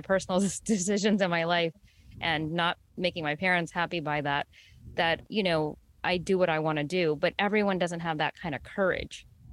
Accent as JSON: {"language": "English", "region": "New York", "country": "United States", "tie": "born or raised there", "said": "first generation Indian American, um, born and raised in the New York region"}